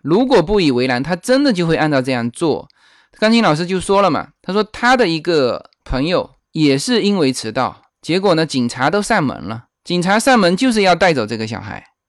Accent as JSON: {"language": "Chinese", "country": "China", "moved": "as an adult", "lives_now": "Temple City, United States", "said": "我们大陆人"}